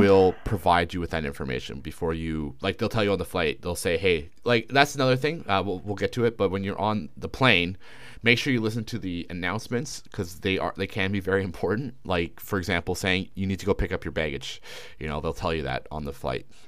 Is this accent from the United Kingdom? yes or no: no; Canada; moved away as an adult; now in China; as a Canadian